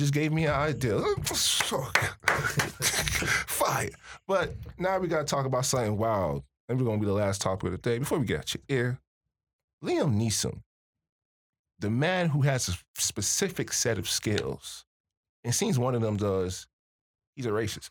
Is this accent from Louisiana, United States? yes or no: no; Miami, Florida, United States; moved away as an adult; now in Michigan, United States; I'm from Miami